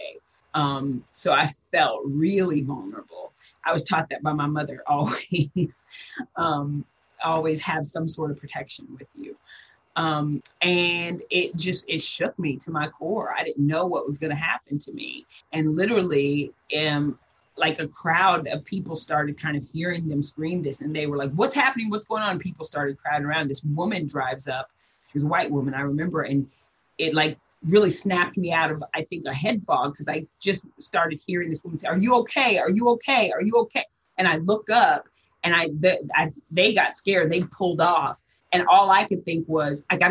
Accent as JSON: {"language": "English", "region": "Midwest", "country": "United States", "moved": "yes", "said": "I come from the Midwest. I'm from the country."}